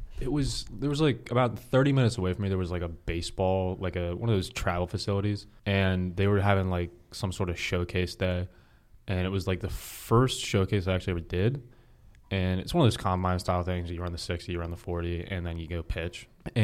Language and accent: English; Harrisburg, Pennsylvania, United States; now in Frederick, United States; I'm from Harrisburg, Pennsylvania. It's about an hour 15 north of here.